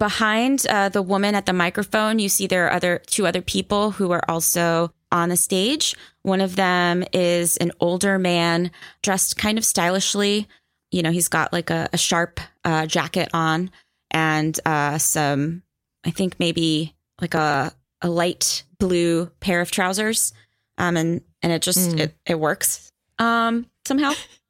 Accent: India; I mean, I'll be honest, as an Indian person, like Thai spicy scares me.

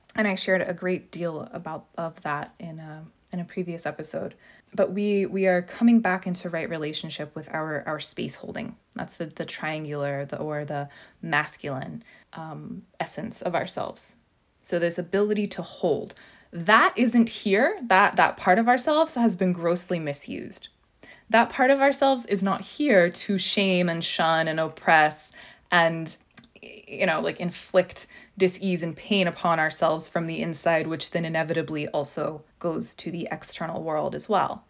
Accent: Southern California, United States; moved away; I'm from Southern California, and while I don't live there now

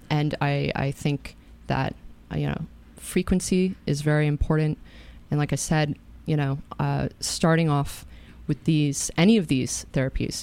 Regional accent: Katonah, New York, United States; I grew up in Katona.

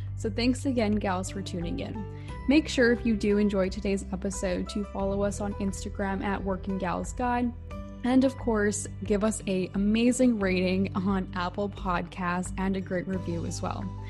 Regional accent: Vancouver, British Columbia, Canada; also born or lived in Calgary; I'm from Vancouver, BC

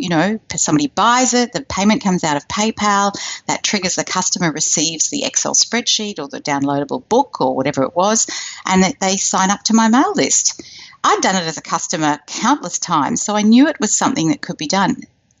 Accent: Australia; And me, well, you can hear I'm from Australia. I live in Sydney, right near the city, in a gorgeous, comfortable house.

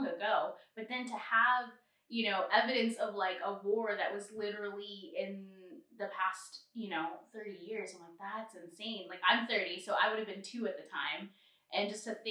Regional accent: United States; we're not locals, but just to pinpoint that we're American

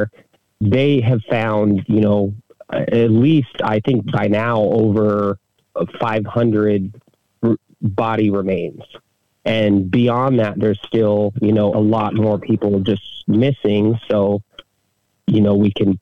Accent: Big Island, Hawaii, United States; moved away as an adult; also born or lived in mainland United States; I'm originally from the Big Island here and spent a lot of my adult life in around the United States and just moved back here about a year and a half ago.

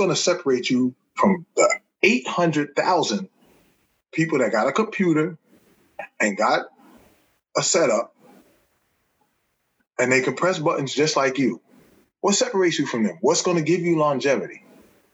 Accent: Newark, New Jersey, United States; I'm from Newark, New Jersey

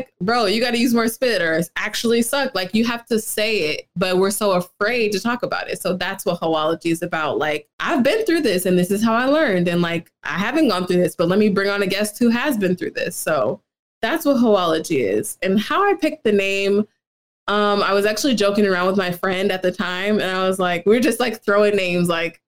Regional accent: St. Louis, Missouri, United States; I got to college because I'm from Missouri. It's all white people there.

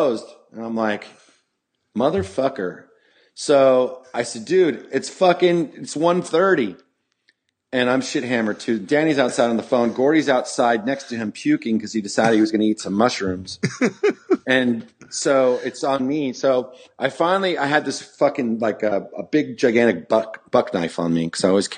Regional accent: Campbell, California, United States; I'm from Campbell

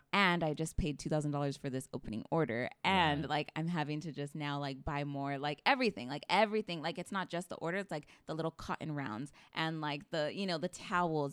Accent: Parlier, California, United States; grew up in Parlier my entire life

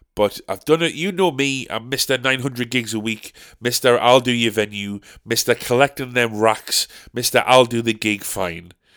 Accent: Sunderland, North East England, United Kingdom; we're from Sunderland

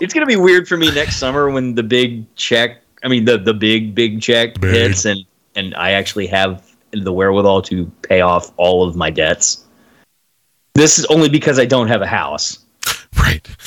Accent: Austin, Texas, United States; the neighborhood where I was growing up in Austin

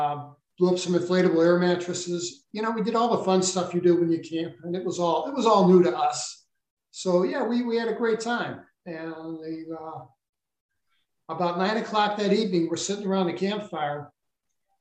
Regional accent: St. Louis, Missouri, United States; I grew up in St. Louis, Missouri

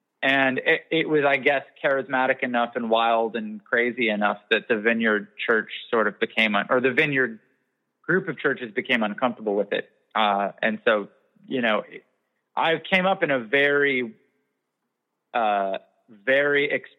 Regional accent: Canada; I'm also Canadian.

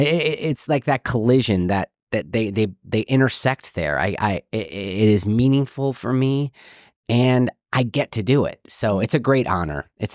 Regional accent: Illinois, United States; I'm from Illinois. I'm from actually north of Chicago

